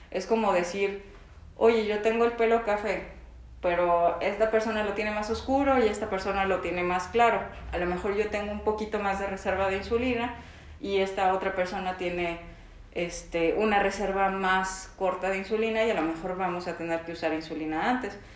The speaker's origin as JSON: {"language": "Spanish", "country": "Mexico", "said": "si mis papás, por ejemplo, tuvieron diabetes tipo 2 y aparte soy mexicano, este, tengo mayor predisposición a tener"}